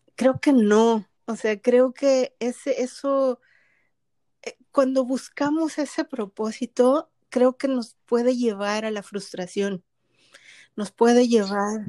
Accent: Mexico; now in Canada; yo soy mexicana que vive en Canadá

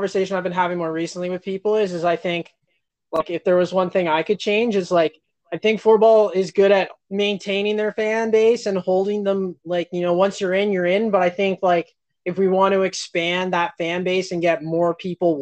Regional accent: Canada; as Canadian floorball fans

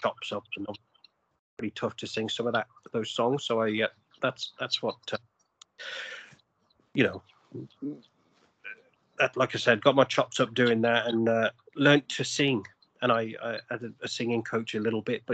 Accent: England, United Kingdom; moved away as an adult; also born or lived in Australia; now in Canada; I'm originally from England

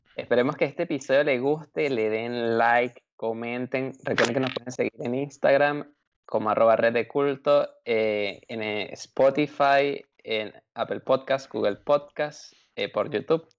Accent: Venezuela; now in Germany; Los tres somos inmigrantes de Venezuela y estamos en otro país

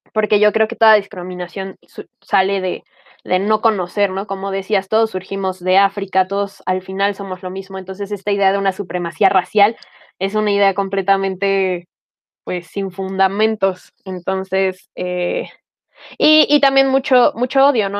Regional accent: Mexico; soy mexicana

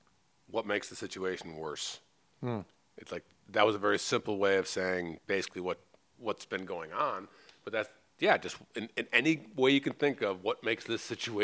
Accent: Oak Park, Illinois, United States; I grew up in Oak Park, Illinois.

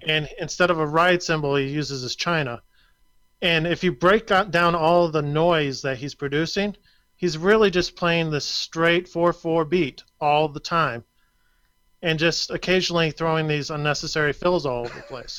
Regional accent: Flint, Michigan, United States; my hometown

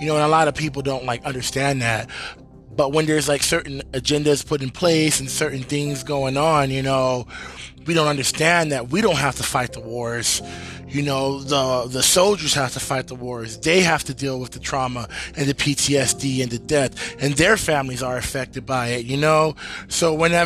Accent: United States; I am an American and I love America and this is my home and this is where I was born and raised

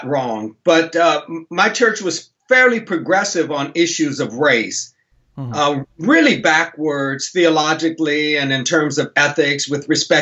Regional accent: Buffalo, New York, United States; moved away as an adult; also born or lived in Minnesota; now in Houston, United States; I grew up in Buffalo, New York

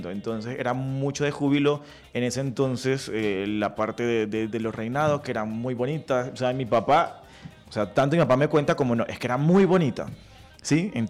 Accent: Riohacha, La Guajira, Colombia; moved away; soy de Riohacha, La Guajira

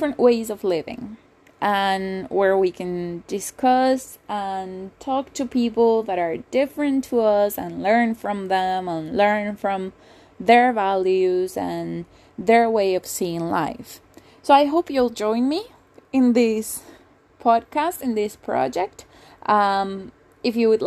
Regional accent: Venezuela; moved away as an adult; also born or lived in England; I was born and raised in Venezuela. I moved to England when I was 19.

